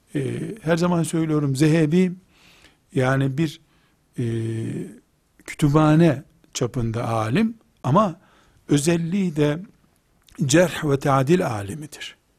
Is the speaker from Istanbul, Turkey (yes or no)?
no; Trabzon, Turkey; Ben de Trabzonluyum